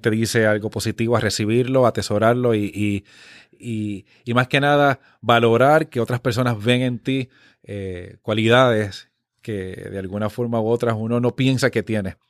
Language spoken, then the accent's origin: Spanish; Dorado, Puerto Rico; also born or lived in Missouri; yo nací en el pueblo de Dorado